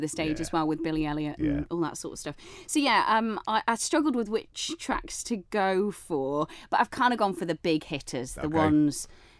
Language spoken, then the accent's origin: English; St Helier, Jersey; born there; accent: northern; So I was born in St Helier in the old maternity hospital, which obviously helps when I've got this sort of northern accent and I show up down there